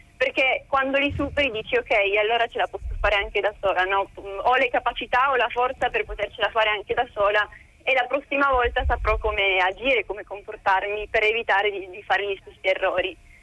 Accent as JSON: {"language": "Italian", "country": "Italy", "also_born_or_lived": "United States", "said": "io sono partita dall'Italia che ero veramente molto molto timida"}